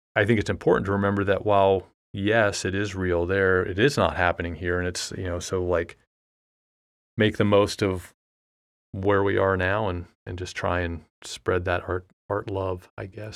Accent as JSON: {"language": "English", "country": "United States", "said": "being American and a fourteen-year-old in, in the United States"}